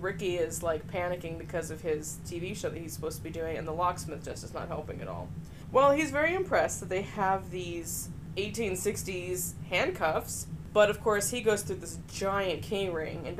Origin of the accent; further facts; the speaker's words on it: California, United States; I'm from California